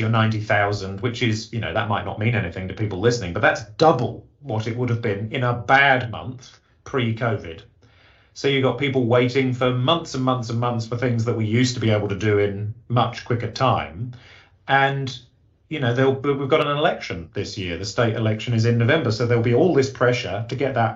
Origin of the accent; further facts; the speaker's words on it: England, United Kingdom; accent: English; moved away; you can tell from my accent, that's where I was born